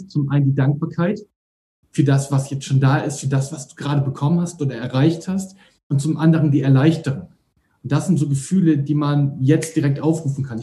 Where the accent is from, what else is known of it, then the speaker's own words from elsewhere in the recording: North Germany, Germany; Unser Motto ist immer, wir kommen aus Norddeutschland und man sagt es so die norddeutsche Bescheidenheit.